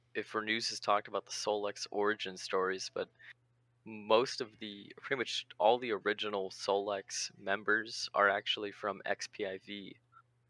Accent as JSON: {"language": "English", "region": "Southern California", "country": "United States", "tie": "born or raised there", "moved": "yes", "lives_now": "Pacific Northwest, United States", "said": "I grew up in Southern California, and I moved to Northwest"}